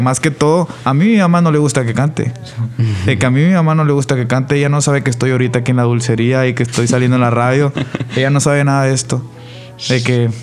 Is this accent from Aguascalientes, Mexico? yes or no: no; Monterrey, Nuevo León, Mexico; Todos vivimos por donde en la misma zona, somos del poniente de Monterrey